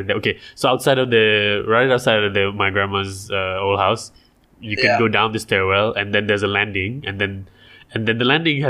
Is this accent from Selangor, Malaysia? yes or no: yes; Selangor, Malaysia; the first few years of my life was at my late grandpa's house. It was Selangor, but it was in Selayang near Gombak.